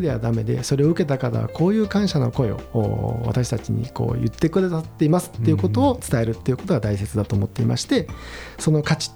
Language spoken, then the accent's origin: Japanese; Kobe, Hyogo, Japan; now in Tokyo, Japan; 私も神戸出身で、うん、あの東京に移り住んで、うん、賃貸パートを借りて、うん、えー、住んでいます